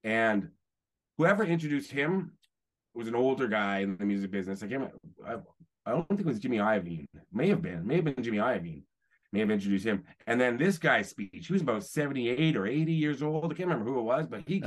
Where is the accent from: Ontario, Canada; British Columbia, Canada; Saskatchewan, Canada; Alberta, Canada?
Ontario, Canada; Toronto; I grew up in Toronto